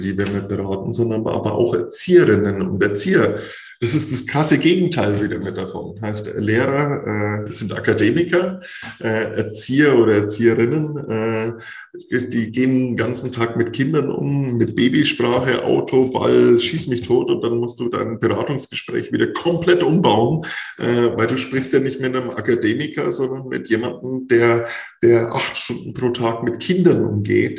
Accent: Franconia, Bavaria, Germany; ich da als Franke mit hochkomme

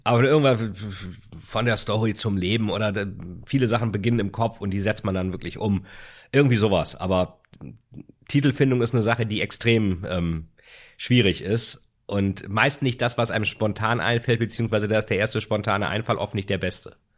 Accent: Bremen, Germany; also born or lived in Lilienthal; Meine Heimat Bremen. Bremen und Lilienthal.

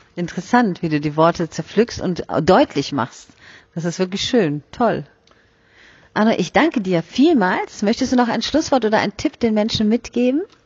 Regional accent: Germany; Bei uns in Deutschland

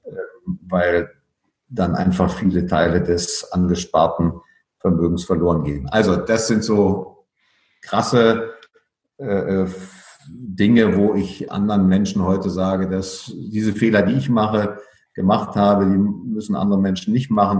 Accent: Berlin, Germany; moved away as an adult; also born or lived in Frankfurt am Main / Cottbus / Munich / Riga; Als in Berlin aufgewachsener ähm, war ich ja ständig um umgeben von der Grenze.

